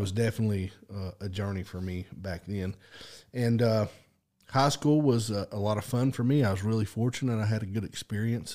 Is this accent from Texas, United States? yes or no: no; Stilwell, Oklahoma, United States; I grew up, uh, in Adair County, Oklahoma.